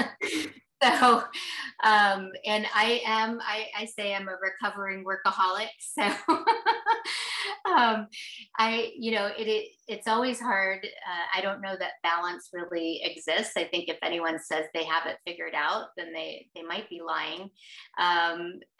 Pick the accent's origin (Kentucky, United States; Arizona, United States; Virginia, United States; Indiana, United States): Arizona, United States; also born or lived in Texas; I grew up here in Arizona